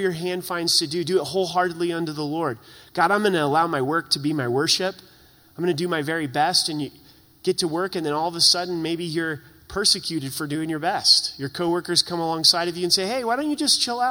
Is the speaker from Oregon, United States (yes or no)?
yes; Southern Oregon, United States; now in Colorado, United States; I grew up in Southern Oregon.